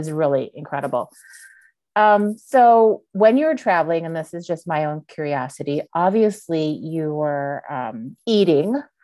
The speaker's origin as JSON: {"language": "English", "town": "Montreal", "region": "Quebec", "country": "Canada", "tie": "born or raised there", "moved": "yes", "said": "I was born and raised in Montreal, Canada"}